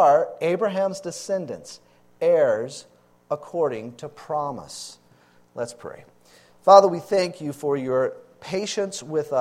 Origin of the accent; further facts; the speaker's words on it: Louisiana, United States; moved away as an adult; also born or lived in Texas; moved back to my home state, Louisiana, to help take care of my parents